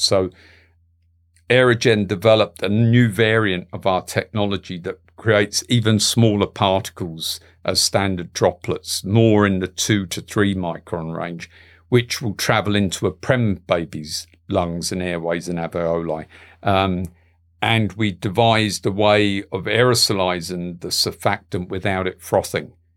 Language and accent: English; London, United Kingdom; my parents are Galway people, but, you know, I grew up in London